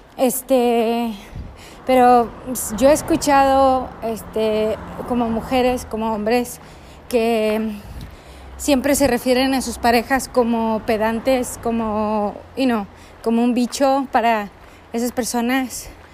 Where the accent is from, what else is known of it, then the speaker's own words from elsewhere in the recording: Texas, United States; soy de Texas